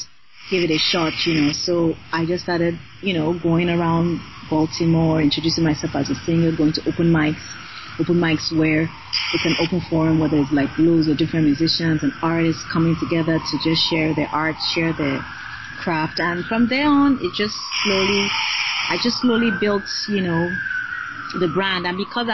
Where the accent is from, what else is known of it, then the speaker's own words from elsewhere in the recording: Nigeria; first language Yoruba; moved away as an adult; also born or lived in Canada; I went to my middle school and high school in Nigeria.